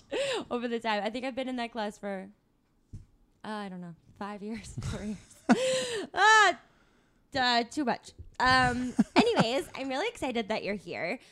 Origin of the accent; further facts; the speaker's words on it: Tucson, Arizona, United States; come from a college town, too, which is Tucson